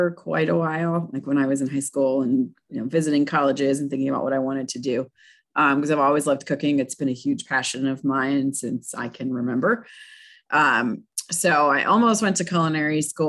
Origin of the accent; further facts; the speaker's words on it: Pennsylvania, United States; moved away; I'm from Pennsylvania originally